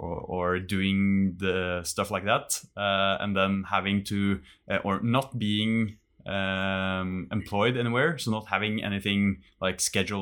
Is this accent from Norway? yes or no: yes; Norway; English is a second language; even though I moved like an hour away from where I grew up back home in Norway, it's still just an hour.